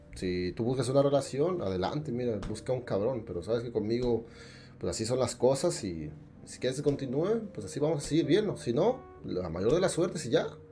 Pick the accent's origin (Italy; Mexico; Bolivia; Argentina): Mexico; State of Mexico; moved away; barrio allá el pinche estado de México. Yo soy de allá